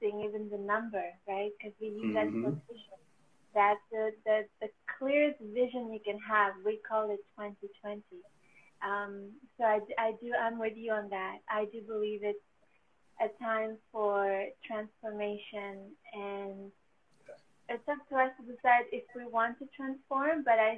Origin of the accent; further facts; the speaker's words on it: Paris, Île-de-France, France; also born or lived in New York, United States / Greece (ancestry); now in Vancouver, Canada; I was born in Paris, but my parents are Greek